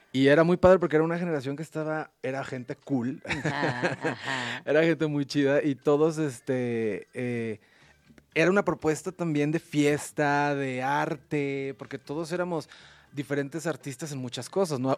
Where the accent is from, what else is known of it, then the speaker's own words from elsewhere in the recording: Mexico; yo soy mexicano 100%